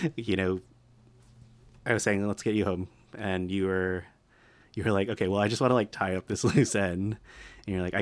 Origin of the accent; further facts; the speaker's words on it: Colorado, United States; I'm from Colorado